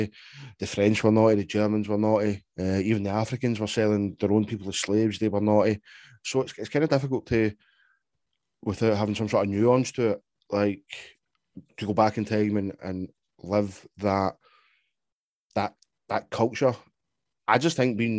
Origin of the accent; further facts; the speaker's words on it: United Kingdom; I'm British